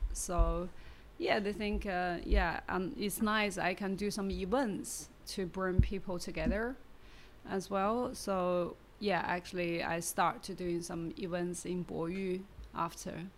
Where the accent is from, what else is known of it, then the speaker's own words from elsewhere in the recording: Baoding, Hebei, China; English is a second language; also born or lived in Beijing / Shanghai; now in Shenzhen, China; I come from Baoding. You know, it's a small city.